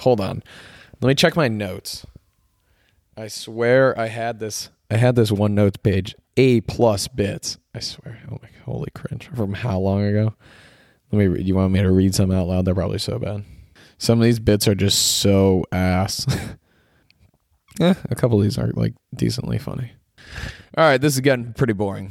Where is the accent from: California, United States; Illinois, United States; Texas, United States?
Illinois, United States; suburbs of; born or raised there; moved away as an adult; also born or lived in Syracuse, New York; now in Los Angeles, United States